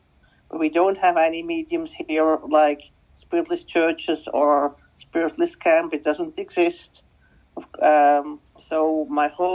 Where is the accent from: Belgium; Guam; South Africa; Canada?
Belgium; first language Dutch; English is a second language; my native language is Dutch